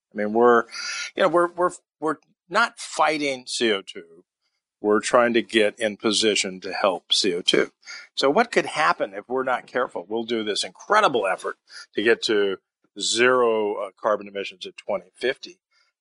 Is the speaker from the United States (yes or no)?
yes; Los Angeles, California, United States; I grew up in Los Angeles. I remember days when we couldn't go out for recess because we had smog alerts.